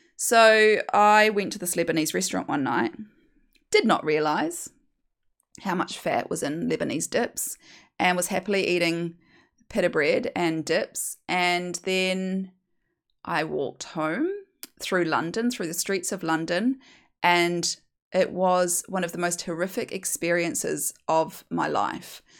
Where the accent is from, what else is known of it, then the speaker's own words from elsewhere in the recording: New Zealand; moved away as an adult; also born or lived in United Kingdom; now in Australia; as you can hear from my accent, I'm from New Zealand